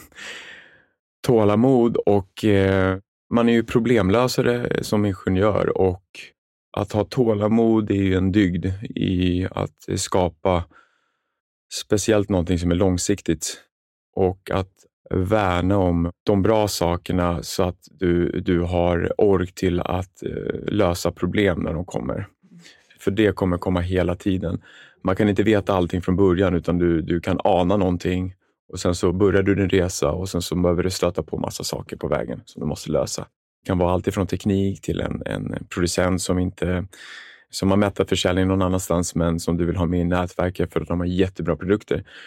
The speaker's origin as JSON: {"language": "Swedish", "town": "Stockholm", "region": "Stockholm County", "country": "Sweden", "tie": "born or raised there", "also_born_or_lived": "Jönköping", "said": "Jag är uppvuxen med en familj med en storebror i Sätra, en förort i södra Stockholm"}